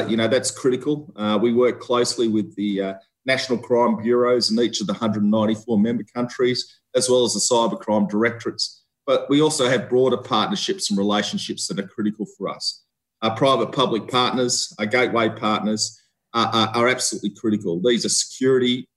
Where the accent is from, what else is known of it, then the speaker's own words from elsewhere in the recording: Australia; moved away as an adult; also born or lived in Victoria, Australia / Canberra, Australia; I'm an Australian seconded officer.